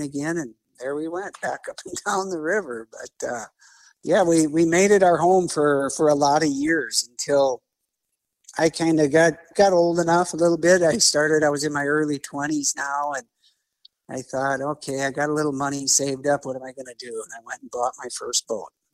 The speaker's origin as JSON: {"language": "English", "town": "Bismarck", "region": "North Dakota", "country": "United States", "tie": "born or raised there", "said": "I grew up here in Bismarck, North Dakota. So I kind of never left my home grounds"}